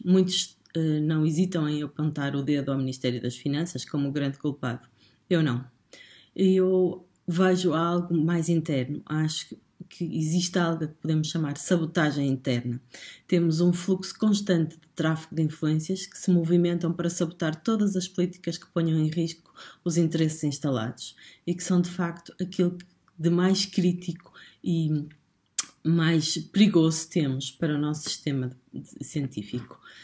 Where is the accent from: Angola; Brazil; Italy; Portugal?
Portugal; nós, portugueses